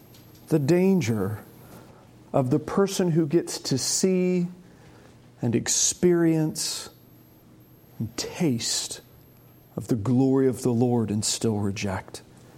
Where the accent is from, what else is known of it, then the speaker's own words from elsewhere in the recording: United States; York County. I'm from York County.